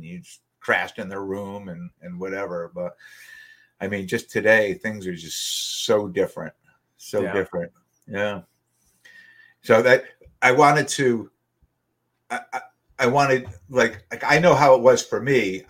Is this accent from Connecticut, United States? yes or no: yes; Wallingford, Connecticut, United States; where we live, you know, where we grew up in Wallingford